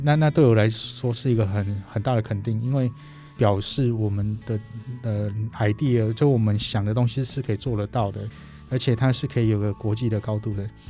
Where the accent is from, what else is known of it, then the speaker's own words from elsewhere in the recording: Taiwan; 我们台湾人